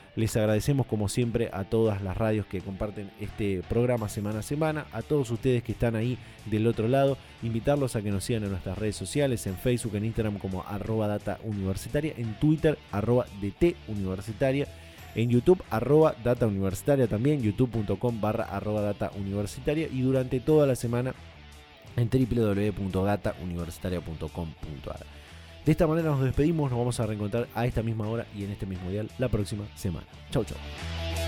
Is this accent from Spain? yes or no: no; Argentina